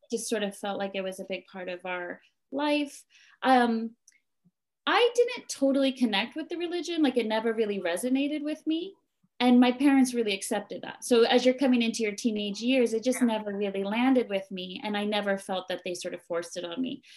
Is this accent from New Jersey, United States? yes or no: yes; New Jersey, United States; moved away as an adult; now in Japan; I was born and raised in New Jersey, which is on the east coast of America.